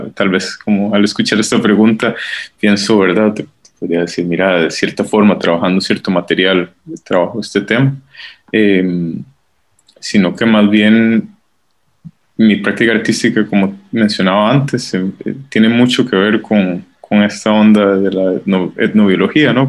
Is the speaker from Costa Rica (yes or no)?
yes; San Jerónimo de Moravia, San José, Costa Rica; moved away as an adult; also born or lived in Canada; now in Basel, Switzerland; Yo crecí en San Jerónimo de Moravia